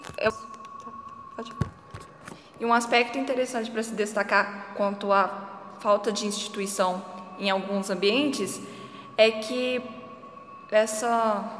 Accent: Resende Costa, Minas Gerais, Brazil; moved away as an adult; now in Mariana, Brazil; E eu venho de Resende Costa, que é uma cidade dita histórica também

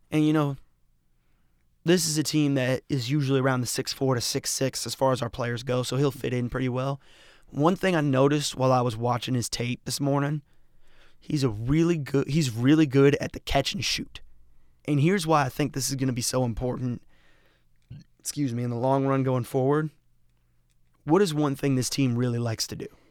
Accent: Colorado, United States; moved away; I'm from Colorado

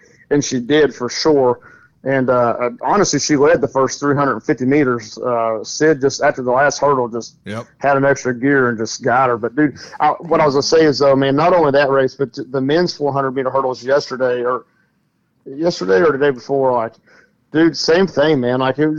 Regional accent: Cynthiana, Kentucky, United States; we're from Cynthiana

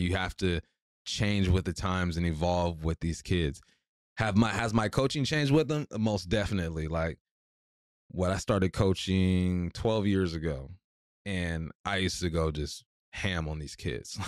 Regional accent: Culver City, California, United States; moved away as an adult; growing up in Culver City

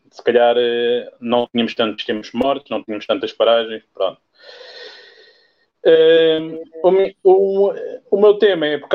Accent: Odivelas, Lisbon, Portugal; tenho 44 anos, sou de Odivelas

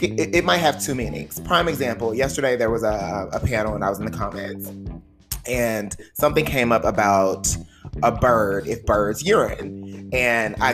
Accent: the South, Texas, United States; accent: Southern; moved away as an adult; I'm a boy from the South. I'm a Southern gentleman

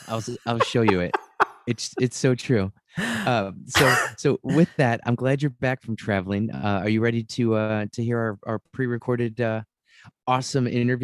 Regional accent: Cleveland, Ohio, United States; I'm from Northeast Ohio, up in the Cleveland area.

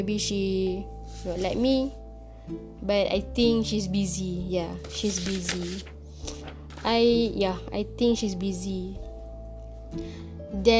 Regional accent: Kedah, Malaysia; I go back to my hometown in Kedah.

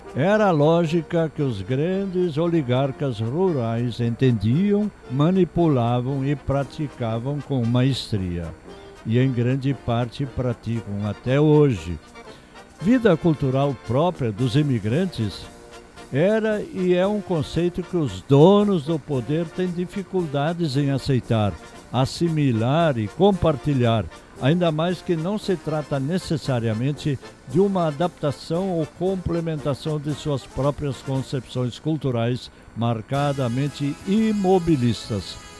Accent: Brazil; nossa primeira obrigação como brasileiros

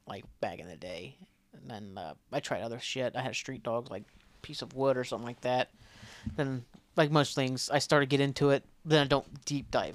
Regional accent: McDermott, Ohio, United States; I was from McDermott. I never really went to Portsmouth or anything until I started going to college

